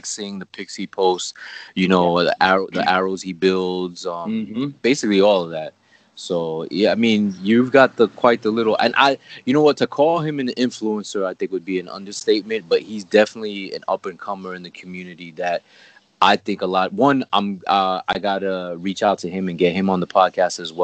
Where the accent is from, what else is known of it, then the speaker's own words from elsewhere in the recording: New York, United States; the Mexicans that I know that I grew up with here in New York